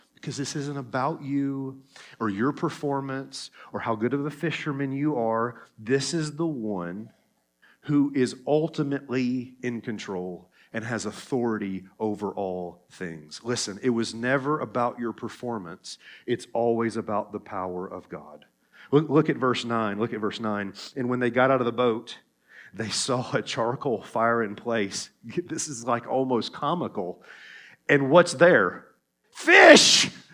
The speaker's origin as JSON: {"language": "English", "region": "Tennessee", "country": "United States", "accent": "Tennessee", "said": "my Tennessee accent"}